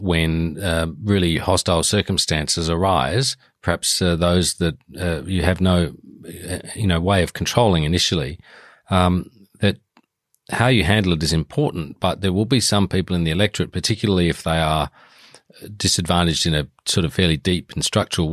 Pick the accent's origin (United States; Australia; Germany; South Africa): Australia; South Australia; growing up in South Australia